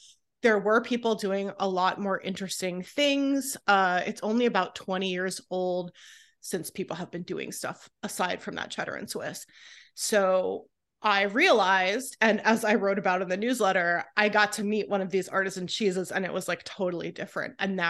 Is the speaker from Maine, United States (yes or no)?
no; California, United States; I love Trader Joe's since I was a kid. I grew up in California.